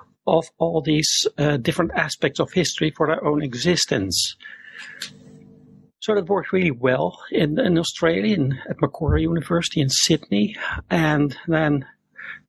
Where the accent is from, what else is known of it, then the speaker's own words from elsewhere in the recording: Netherlands; also born or lived in Zurite, Peru; born and raised in the Netherlands. I'm still living here.